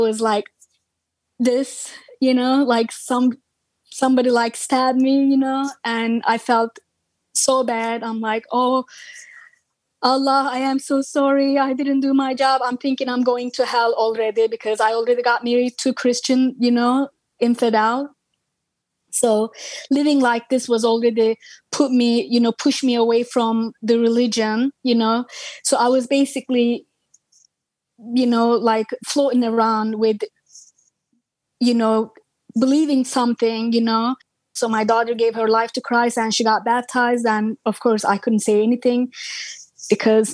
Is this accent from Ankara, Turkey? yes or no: yes; Ankara, Turkey; English is a second language; moved away as an adult; also born or lived in Istanbul, Turkey; I born in Turkey, Istanbul. I grew up in Ankara, which is capital